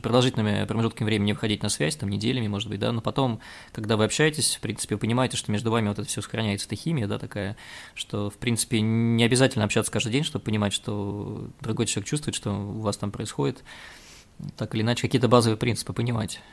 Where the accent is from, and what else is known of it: Volgograd, Volgograd Oblast, Russia; born or raised there